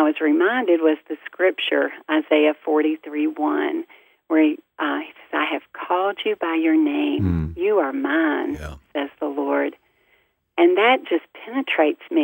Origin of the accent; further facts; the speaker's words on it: the South, United States; our family, we're from the South, and everybody had a nickname